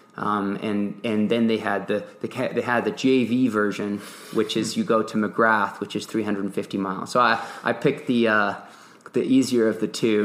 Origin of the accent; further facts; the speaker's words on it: Nantes, Pays de la Loire, France; moved away as an adult; also born or lived in England / Durango, Colorado; grew up in Nantes, a town on the west coast of France